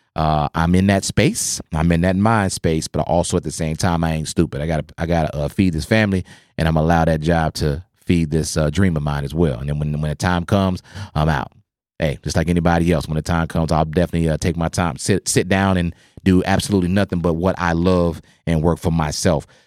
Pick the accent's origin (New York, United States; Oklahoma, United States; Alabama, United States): Oklahoma, United States; I grew up in Oklahoma